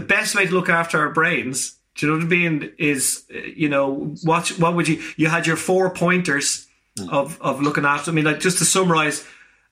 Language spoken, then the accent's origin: English; Ireland; we are very sociable people as Irish people